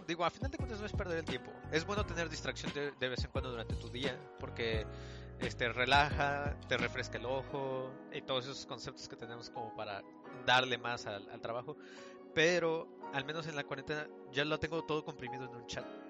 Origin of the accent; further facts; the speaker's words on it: Mexico City, Mexico; moved away as an adult; los tres somos de la Ciudad de México